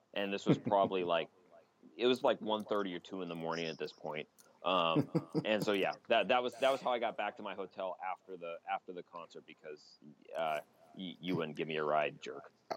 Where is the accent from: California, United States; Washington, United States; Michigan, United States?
Washington, United States; Ellensburg; I do love my hometown